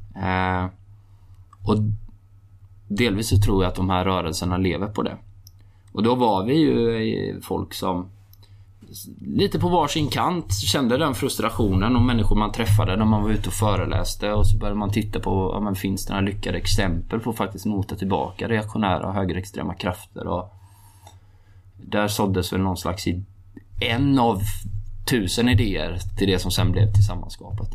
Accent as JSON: {"language": "Swedish", "region": "Halland County", "country": "Sweden", "tie": "born or raised there", "said": "jag är uppvuxen i norra Halland"}